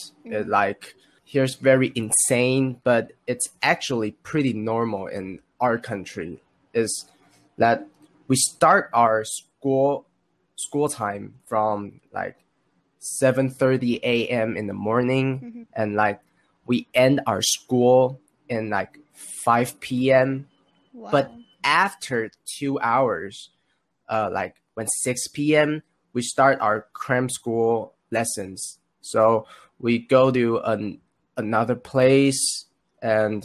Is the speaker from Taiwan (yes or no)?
yes; Taiwan; English is a second language; I'm from Taiwan and I'm now high school graduated